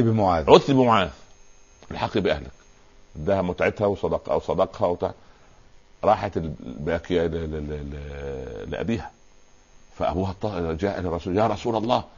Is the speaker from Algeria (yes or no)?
no; Upper Egypt, Egypt; عندنا في الصعيد